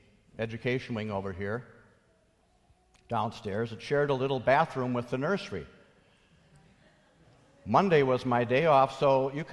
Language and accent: English; Minnesota, United States; moved away as an adult; I was from Minnesota